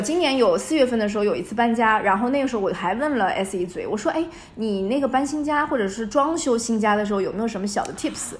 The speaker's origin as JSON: {"language": "Chinese", "town": "Hangzhou", "region": "Zhejiang", "country": "China", "said": "我们杭州啊，就会一定要去登那个财神庙，北高峰，北高峰"}